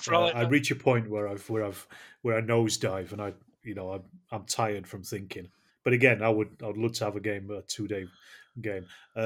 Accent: Yorkshire and the Humber, United Kingdom; I'm a Yorkshireman

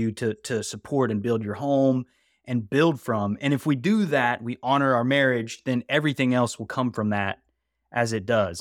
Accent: West Virginia, United States; also born or lived in California; now in North Carolina, United States; growing up in West Virginia

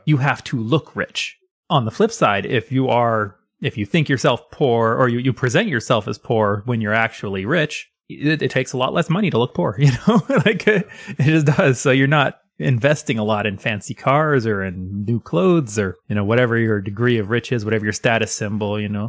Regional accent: United States; I am American

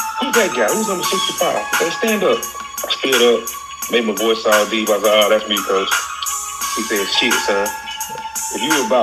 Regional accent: Troy, Alabama, United States; I am from Troy, Alabama. I went to Troy City Schools where I played football

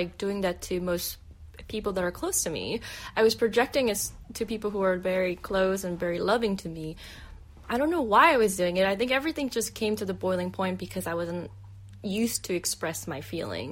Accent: South Korea; moved away; going back to my home country. And like, so 2017, I went back to Korea for the first time in 16, 17 years

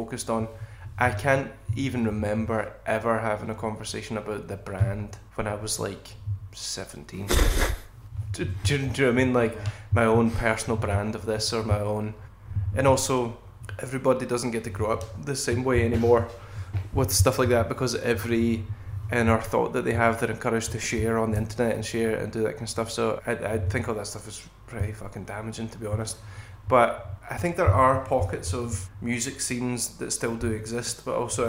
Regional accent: Kilmarnock, Scotland, United Kingdom; also born or lived in Glasgow; growing up in Kilmarnock

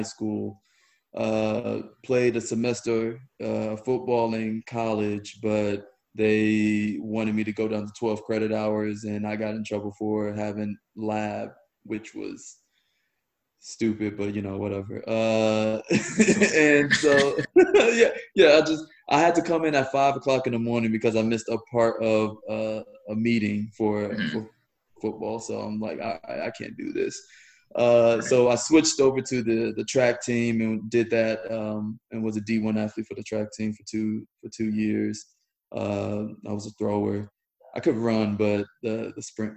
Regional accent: Northern Indiana, United States; moved away as an adult; also born or lived in Georgia / Washington, D.C.; now in Austin, United States; I'm from Northern Indiana

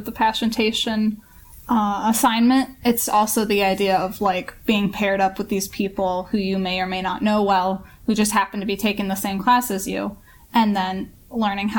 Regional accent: Michigan, United States; moved away; I'm from Michigan.

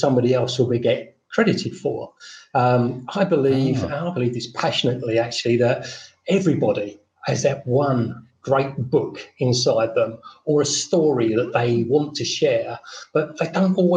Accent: London, United Kingdom; moved away as an adult; now in Fethiye, Turkey; I'm British. I was born in South London. I'm now retired and living in Fethiye, Turkey

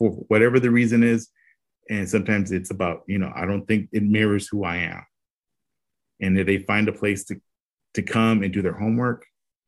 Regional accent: Robstown, Texas, United States; I said, Robstown

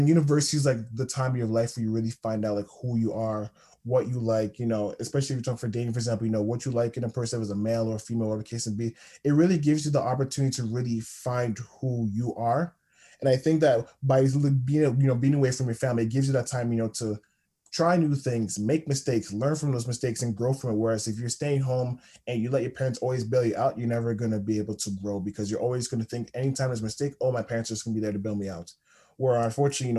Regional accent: Toronto, Ontario, Canada; moved away as an adult; now in North Bay, Canada; I'm from Toronto

